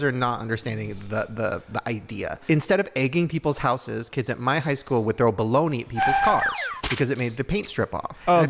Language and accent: English; Long Beach, California, United States; we grew up in Long Beach